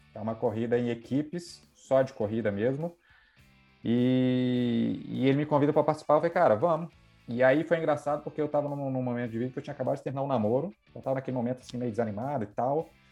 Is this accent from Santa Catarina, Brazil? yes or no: no; Brasília, Federal District, Brazil; moved away as an adult; also born or lived in Rio de Janeiro; Sou de Brasília